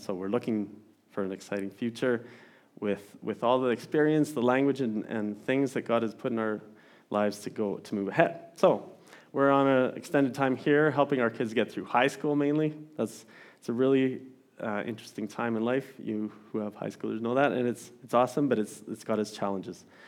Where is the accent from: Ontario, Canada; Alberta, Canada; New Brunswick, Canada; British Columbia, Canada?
Alberta, Canada; Didsbury; now in Olds, Canada; I grew up in Didsbury